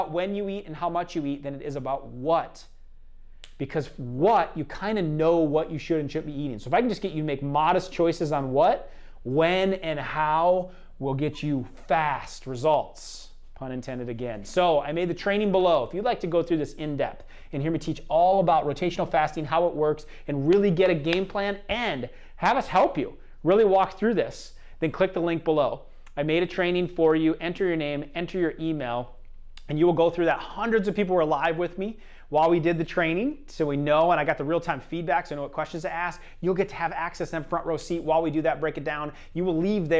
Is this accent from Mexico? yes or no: no; Iowa, United States; I'm from Iowa